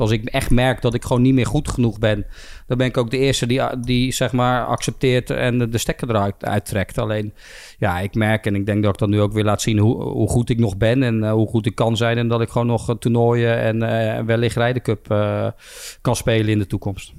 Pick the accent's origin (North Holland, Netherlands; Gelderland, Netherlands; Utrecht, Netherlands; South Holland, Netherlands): South Holland, Netherlands; Bergschenhoek; also born or lived in Belgium; ik ben hier opgegroeid. Mijn vrienden zitten hier